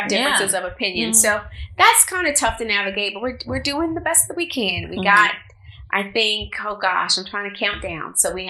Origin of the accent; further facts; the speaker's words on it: Arkansas, United States; I mean, I'm Arkansas proud. Don't get me wrong. But yeah, this is definitely home now for me. But my accent still isn't completely gone.